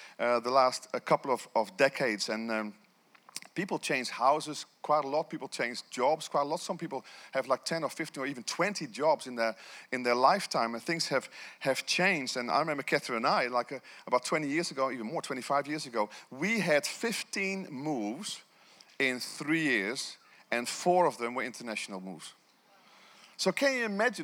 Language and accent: English; Netherlands; moved away as an adult; now in New Zealand; I left my country of Holland to be here in this nation